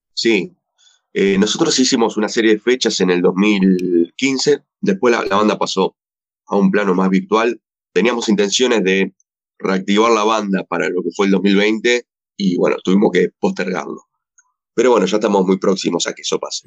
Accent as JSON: {"language": "Spanish", "country": "Argentina", "said": "lo que somos acá en Argentina"}